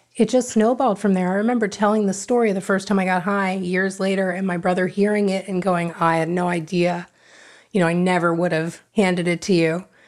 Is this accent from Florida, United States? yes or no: yes; Davie, Florida, United States; born or raised there; also born or lived in Hollywood, Florida / Fort Lauderdale, Florida